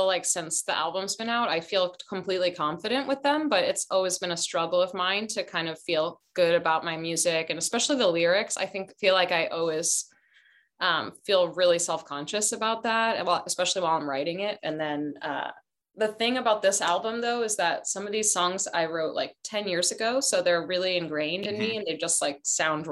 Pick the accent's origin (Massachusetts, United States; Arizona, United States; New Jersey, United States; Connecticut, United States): Massachusetts, United States; Boston; also born or lived in Barcelona, Spain; now in Oakland, United States; I'm from Boston, but like culturally from Spain, but we lived in Boston